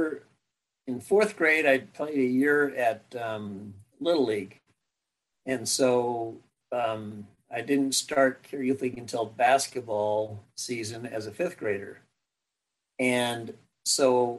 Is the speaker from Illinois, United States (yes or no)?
no; Arcadia, California, United States; also born or lived in Pasadena, California / Glendora, California / Temple City, California; when I was in third grade, I believe it was, third grade, we moved to Temple City, which was on the border of the Arcadia School District versus the El Monte School District, because my dad wanted us in the Arcadia School District. So I went to Arcadia Schools along the way